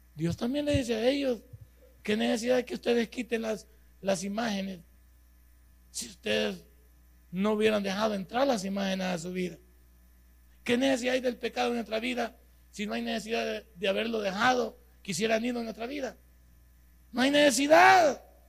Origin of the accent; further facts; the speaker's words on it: El Salvador; somos los salvadoreños